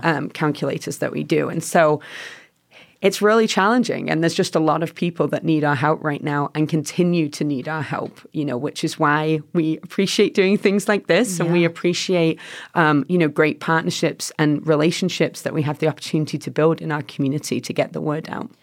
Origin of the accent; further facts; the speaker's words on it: England, United Kingdom; moved away as an adult; also born or lived in Chicago; now in Boise, United States; I'm from England originally.